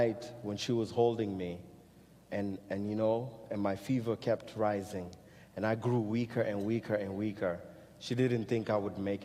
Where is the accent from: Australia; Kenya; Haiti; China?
Kenya; moved away; growing up in Kenya